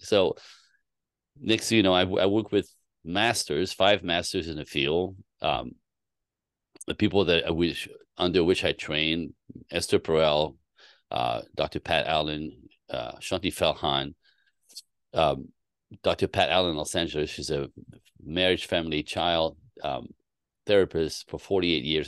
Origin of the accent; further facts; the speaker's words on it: Canada; I was born in Canada.